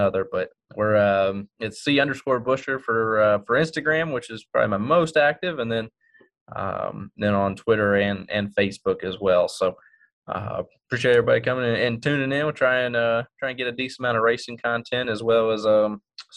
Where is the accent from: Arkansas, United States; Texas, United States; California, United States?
Texas, United States; my home state in Texas